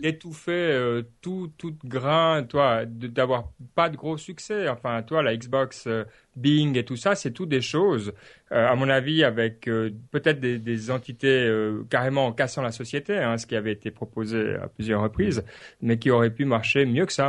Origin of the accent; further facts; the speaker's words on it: Switzerland; je dis ça en tant que Suisse